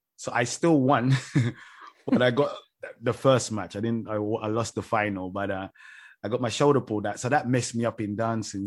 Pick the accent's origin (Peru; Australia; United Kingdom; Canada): United Kingdom; London; moved away; growing up in London, every pool I ever went to was freezing cold